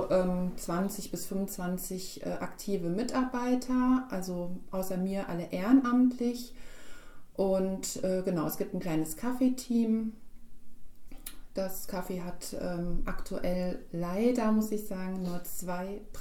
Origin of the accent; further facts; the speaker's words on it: Gladenbach, Hesse, Germany; ich bin ja aus Glanbach.